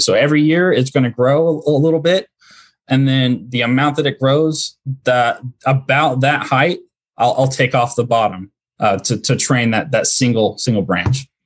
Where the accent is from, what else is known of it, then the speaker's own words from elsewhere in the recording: Central Indiana, United States; moved away as an adult; also born or lived in Dallas-Fort Worth, Texas; now in Mansfield, Texas, United States; I'm originally from Central Indiana